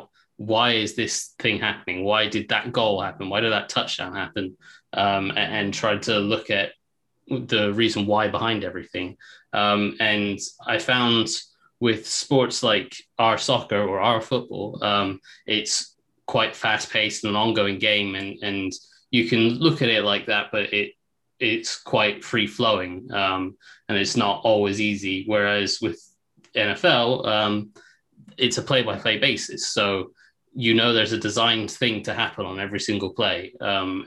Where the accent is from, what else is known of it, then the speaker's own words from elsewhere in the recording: England, United Kingdom; accent: English; also born or lived in United States; I'm English, so I'm born in England. So I did spend 5 years in the States when I was a kid